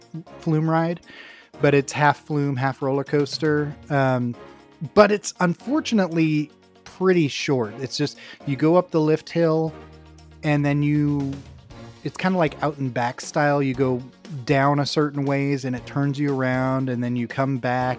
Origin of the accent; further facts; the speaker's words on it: Oregon, United States; It's wonderful to live here. Yeah, I really appreciate my home state a lot.